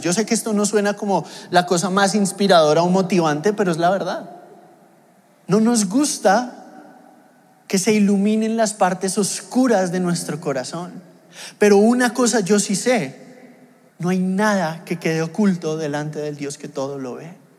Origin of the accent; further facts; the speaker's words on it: Mexico; moved away; yo vengo de México y en México pues a la gente le gusta la comida y las porciones grandes